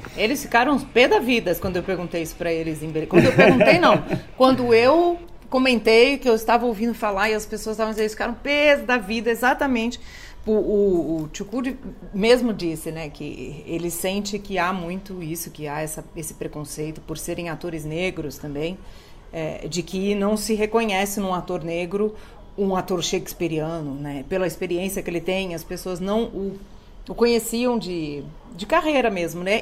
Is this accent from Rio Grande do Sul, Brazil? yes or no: no; São Paulo, Brazil; Porque nós somos aqui realmente três paulistas, né? Eu paulistana